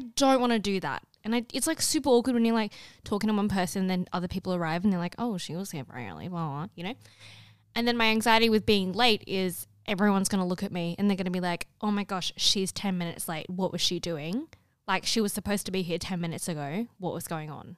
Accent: Australia; I'm Australian

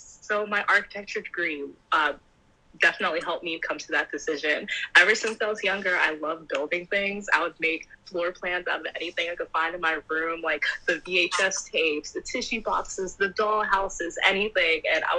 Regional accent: Jamaica; Caribbean, I'm Jamaican, so

